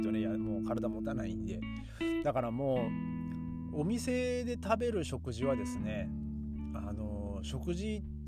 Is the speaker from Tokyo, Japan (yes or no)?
no; Aomori, Japan; moved away; 僕の地元の青森県はですね